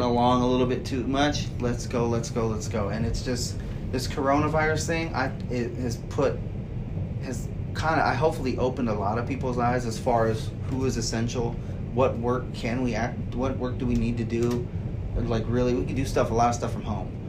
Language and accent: English; United States; as American people.